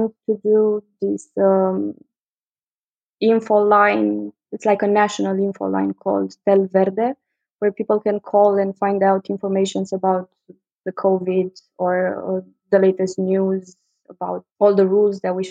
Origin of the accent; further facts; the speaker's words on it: Bucharest, Romania; I was born and raised in Bucharest, Romania